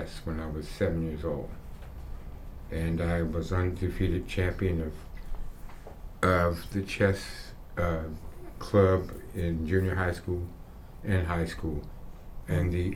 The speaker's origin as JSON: {"language": "English", "town": "Washington", "region": "District of Columbia", "country": "United States", "tie": "born or raised there", "said": "I was born and raised here in Washington, D.C."}